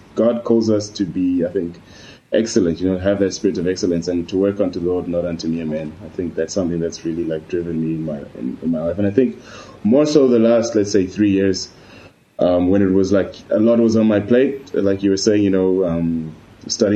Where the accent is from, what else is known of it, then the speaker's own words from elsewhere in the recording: Zimbabwe; also born or lived in Spain; now in Poland; I'm African, I'm from Zimbabwe